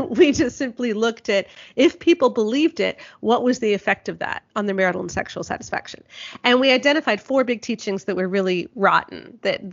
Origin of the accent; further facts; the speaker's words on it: southeastern Ontario, Canada; my hometown in southeastern Ontario